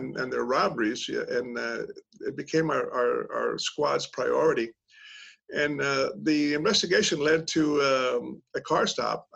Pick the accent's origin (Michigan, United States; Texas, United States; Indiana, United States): Texas, United States; South; moved away as an adult; I grew up in South Texas, home, church, family, you know, God, country, the old standard